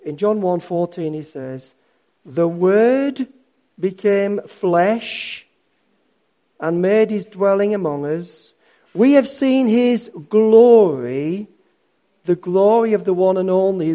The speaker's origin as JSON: {"language": "English", "region": "Yorkshire and the Humber", "country": "United Kingdom", "said": "I'm a Yorkshireman."}